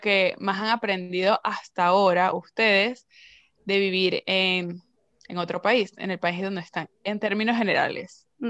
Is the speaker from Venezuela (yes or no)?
yes; Venezuela; moved away; yo soy venezolana y yo hablo como a mí me dé la gana